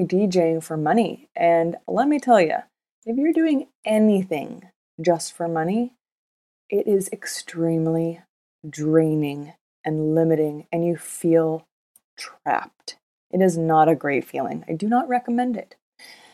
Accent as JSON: {"language": "English", "town": "Vancouver", "region": "British Columbia", "country": "Canada", "tie": "born or raised there", "also_born_or_lived": "Los Angeles, United States", "moved": "as an adult", "said": "I grew up in Vancouver, but I spent most of my young adult life living in LA."}